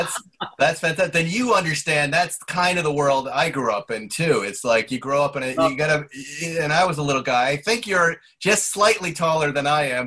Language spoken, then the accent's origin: English; Fall River, Massachusetts, United States; Hey, that's where I'm born. I was born there, yeah, at Union Hospital.